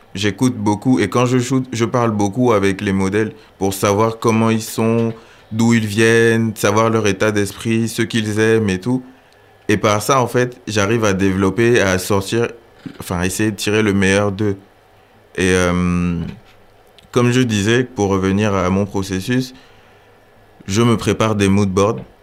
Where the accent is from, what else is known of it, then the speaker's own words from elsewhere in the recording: Gabon; moved away as an adult; now in France; j'ai 23 ans, je suis gabonais et je suis en France depuis 5 ans maintenant.